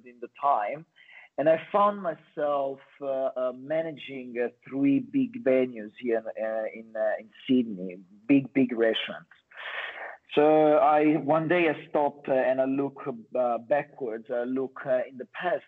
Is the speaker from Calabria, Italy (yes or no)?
yes; Calabria, Italy; English is a second language; moved away as an adult; now in Australia; I'm actually from Italy, from the south, from a little town in Calabria.